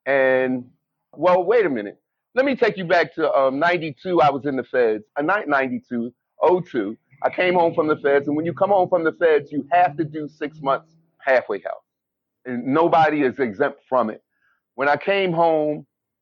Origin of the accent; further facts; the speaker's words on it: Philadelphia, Pennsylvania, United States; I grew up in Philadelphia, Pennsylvania